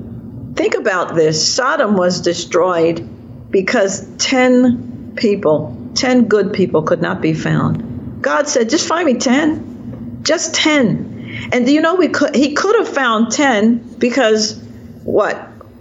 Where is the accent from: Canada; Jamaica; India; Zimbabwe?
Jamaica; now in United States; So I believe I'm sort of in exile here in America. Mm-hmm. You know, I'm a Jamaican in exile, and I'm now a product of America.